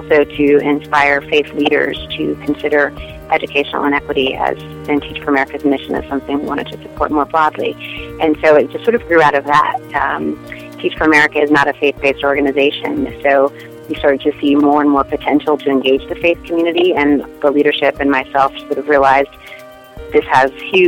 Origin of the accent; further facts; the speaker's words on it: Detroit, Michigan, United States; I grew up in Detroit and went to a public high school in Detroit